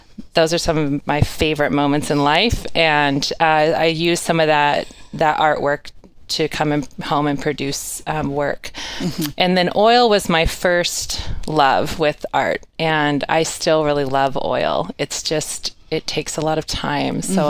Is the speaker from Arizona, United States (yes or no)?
no; North Idaho, United States; I'm from North Idaho, and I was an athlete all through high school